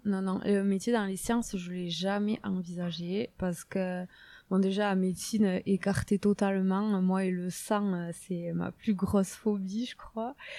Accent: Saint-Jean-de-Luz, Nouvelle-Aquitaine, France; accent: south-western French; je suis née, vous, entendez certainement mon gros accent, euh, dans le sud-ouest de la France. Je suis née à Saint-Jean-de-Luz

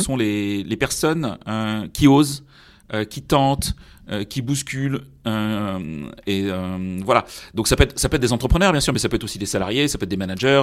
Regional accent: Brittany, France; moved away; je suis breton, même si j'ai pas du, toujours vécu en Bretagne

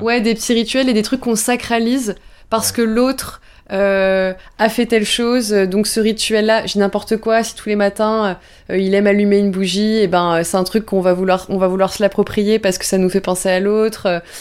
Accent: Bordeaux, Nouvelle-Aquitaine, France; je viens du sud-ouest, je viens de Bordeaux et j'ai la chance que mes parents euh, euh, m'aient emmené tout le temps à l'océan

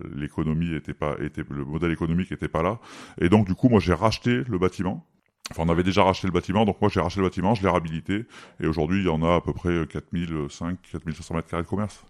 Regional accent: Valence, Auvergne-Rhône-Alpes, France; moved away; je suis de Valence

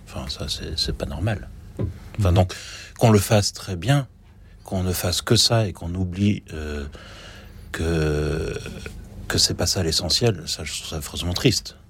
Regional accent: France; je suis français

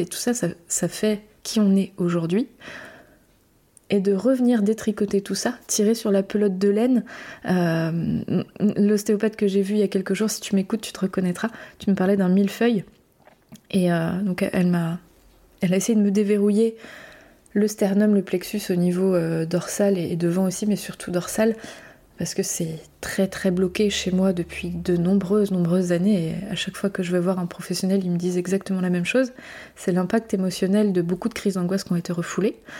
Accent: Brittany, France; je suis française. Française euh, en métropole, je viens de Bretagne.

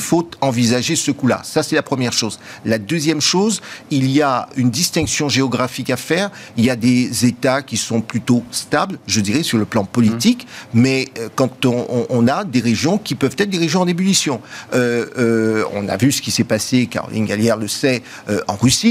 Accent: France; nous avons en tant que Français

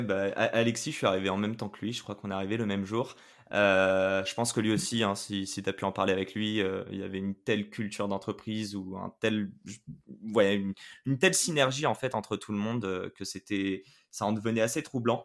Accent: Paris, Île-de-France, France; moved away as an adult; also born or lived in Quebec, Canada / China; À mes 18 ans, j'ai quitté Paris, euh, où, je suis né

